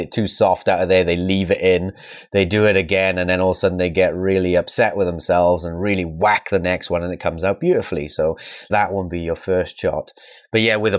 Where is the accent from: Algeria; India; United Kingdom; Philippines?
United Kingdom; being a British player